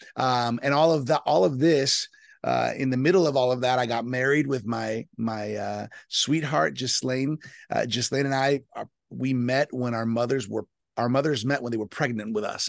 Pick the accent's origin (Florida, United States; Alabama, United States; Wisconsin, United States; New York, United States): Florida, United States; South; born and raised in South Florida to Colombian parents